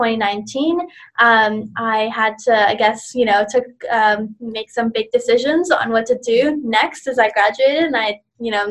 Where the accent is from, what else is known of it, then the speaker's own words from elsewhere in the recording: Canada; also born or lived in India; I was born in India. I was an immigrant when I came to Canada when I was 7 years old with my family